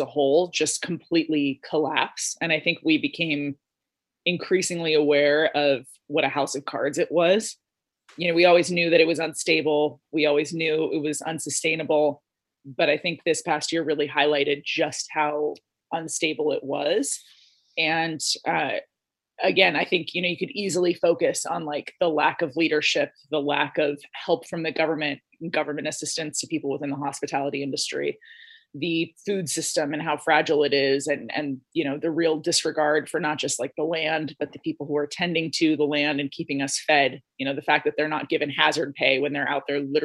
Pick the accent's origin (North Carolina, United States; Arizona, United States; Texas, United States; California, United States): California, United States; Los Angeles; I grew up in Los Angeles and my parents were both teachers